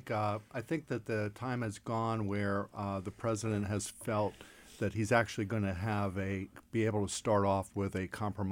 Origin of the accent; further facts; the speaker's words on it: Ohio, United States; at least when I grew up in Ohio. When you had a new Republican governor, everyone said, okay, the roads will get fixed now.